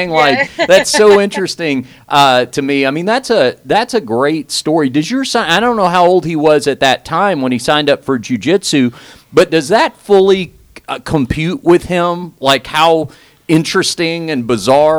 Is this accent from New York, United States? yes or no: no; Texas, United States; Texas, which is my home state.